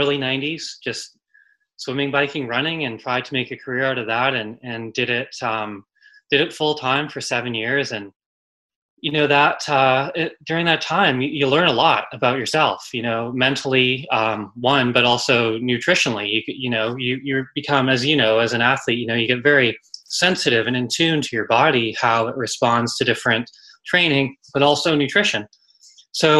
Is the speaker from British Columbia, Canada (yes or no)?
yes; Vancouver, British Columbia, Canada; in Canada, where I grew up in Vancouver